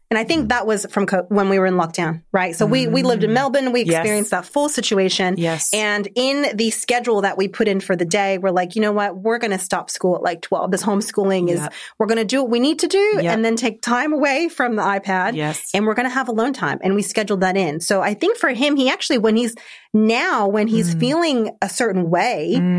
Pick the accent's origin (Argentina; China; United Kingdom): Argentina; Like I'm originally from Argentina, so very Latin culture.